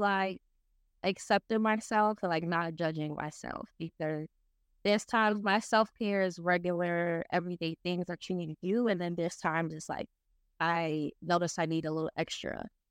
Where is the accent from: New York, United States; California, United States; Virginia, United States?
New York, United States; New York City; I was born and raised in the Bronx